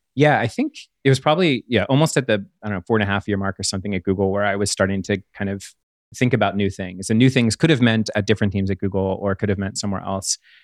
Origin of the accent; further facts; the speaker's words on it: Pittsburgh, Pennsylvania, United States; where I grew up in Pittsburgh near there